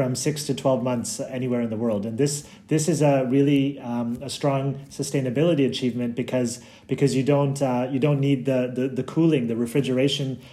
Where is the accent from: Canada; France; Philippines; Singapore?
Canada; moved away as an adult; also born or lived in Brussels, Belgium; I'm from Canada, and when I was living there, you would buy milk in the fridge, like I think you guys do in California, and I think that's just what I was brought up